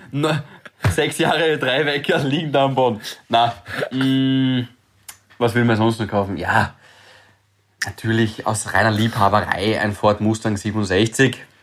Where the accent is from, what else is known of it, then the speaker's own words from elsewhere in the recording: Graz, Styria, Austria; moved away as an adult; also born or lived in Vienna; ich bin ja jedes Wochenende heimgefahren. Graz, Freitag, erster Zug